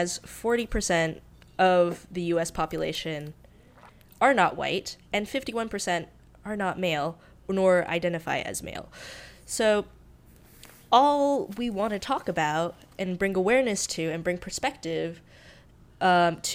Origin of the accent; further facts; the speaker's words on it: North Carolina, United States; moved away as an adult; also born or lived in Hong Kong; now in Los Angeles, United States; Have lived in the North Carolinian South for much of my life